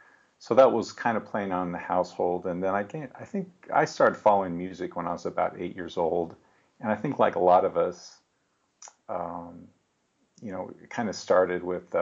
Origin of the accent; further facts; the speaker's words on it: Seattle, Washington, United States; also born or lived in Salt Lake City; now in Phoenix, United States; I grew up in the Seattle area, and that's actually where I first discovered …. And I guess when I was I was actually born in Salt Lake City, Utah, and then when I was 7 years old, moved to Seattle.